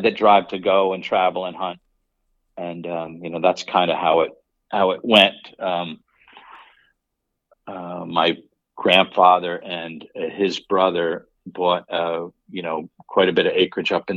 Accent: Newburgh, New York, United States; Born and raised in Newburgh, New York, which is about 60 miles north of New York City

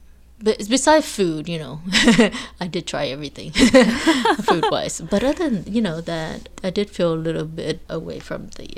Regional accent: New Orleans, Louisiana, United States; also born or lived in Vietnam; growing up in New Orleans East, I was away from all the tourists

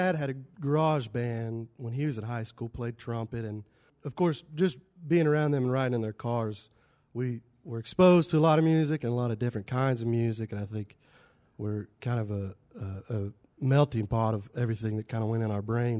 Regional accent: Waynesville, North Carolina, United States; also born or lived in Johnson City, Tennessee; At least the three brothers, we are born and raised in Waynesville.

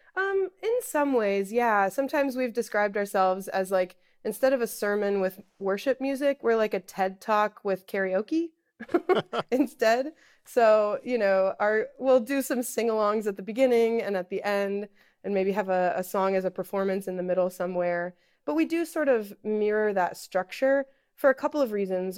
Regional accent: Iowa, United States; moved away as an adult; now in Pittsburgh, United States; I'm originally from Iowa. My family's all back there. And so when I moved here to Pittsburgh

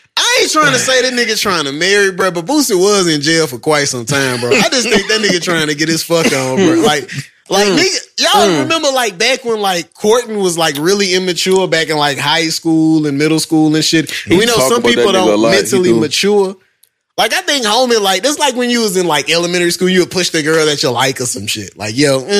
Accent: New Orleans, Louisiana, United States; I was born in New Orleans

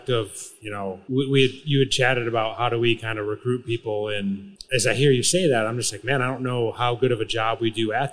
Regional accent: Michigan, United States; I grew up in the Midwest and I'm actually from Michigan.

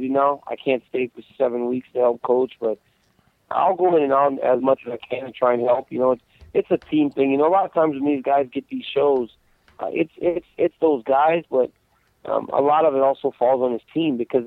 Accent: United States; we're American

